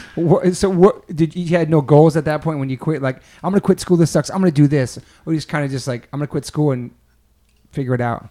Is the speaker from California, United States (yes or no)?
no; New York, United States; moved away as an adult; now in Los Angeles, United States; growing up in there and taking the trains